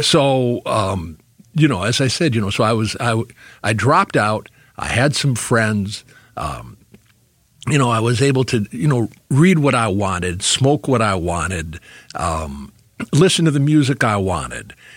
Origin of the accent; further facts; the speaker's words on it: Detroit, Michigan, United States; moved away as an adult; also born or lived in New York / Ann Arbor, Michigan; growing up in Detroit, um, it happened to be a great, great time to grow up